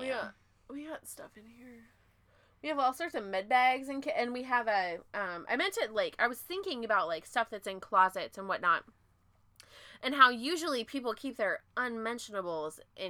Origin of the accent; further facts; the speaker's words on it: Washington, United States; now in Texas, United States; I'm from Washington. I know how to drive in the rain.